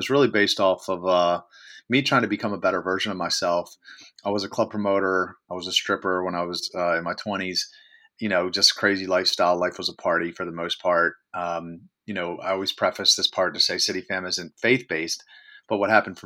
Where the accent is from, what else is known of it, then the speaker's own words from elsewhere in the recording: Baltimore, Maryland, United States; I'm organizing all these social events around my hometown of Baltimore City. Maryland.